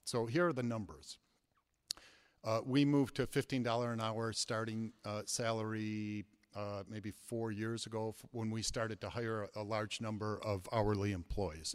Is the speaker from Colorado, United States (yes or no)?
no; Flint, Michigan, United States; now in Madison, United States; I grew up in Flint, Michigan, in a neighborhood called Civic Park